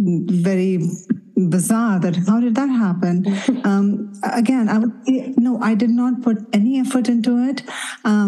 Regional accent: Punjab, India; moved away as an adult; also born or lived in Mumbai, India; now in United States; I am basically from Punjab. But when I was in my middle school, we ended up moving to Mumbai

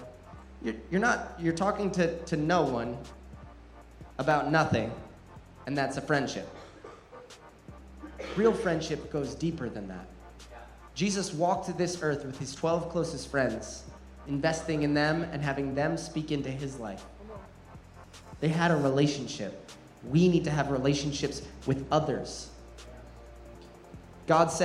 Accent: New Jersey, United States; Growing up in New Jersey, the most densely populated state in America

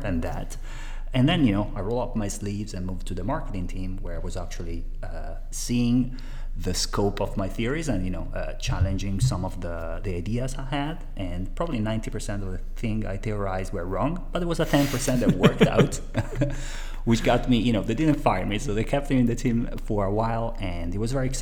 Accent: Italy; accent: Italian; English is a second language; moved away; I am originally from Italy, as my accent, appearance, and name give out

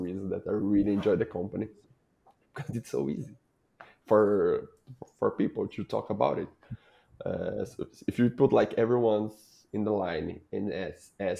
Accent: Brazil; I'm from Brazil

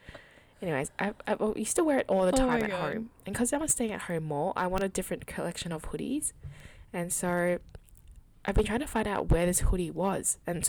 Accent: Australia; And we're two Aussie Asian gals talking about different topics for your source of entertainment.

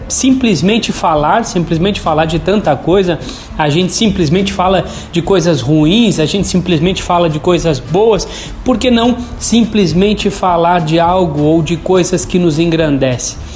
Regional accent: Tubarão, Santa Catarina, Brazil; now in São Paulo, Brazil; sou catarinense de nascimento do sul de Santa Catarina, de uma cidade chamada Tubarão

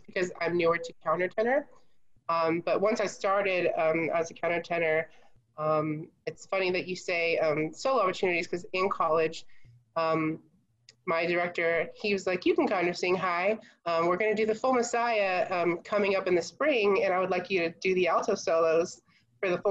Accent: Houston, Texas, United States; also born or lived in Anaheim, California; I actually grew up in Anaheim, California. And then my parents both got jobs here in Houston, and we moved when I was 11.

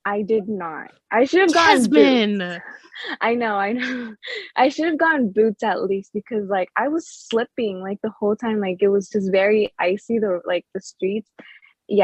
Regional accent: Orlando, Florida, United States; now in Texas, United States; So I'm originally from Orlando, Florida, right? Mm-hmm. And then I'm reside in Texas.

